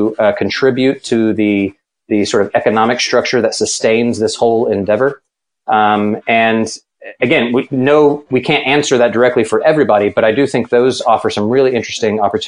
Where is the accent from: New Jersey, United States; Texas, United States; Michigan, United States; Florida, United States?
Texas, United States; I was born in Texas.